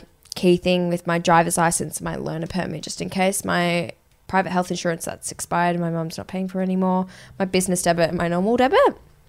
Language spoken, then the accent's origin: English; Australia; accent: Australian; I go, Australia.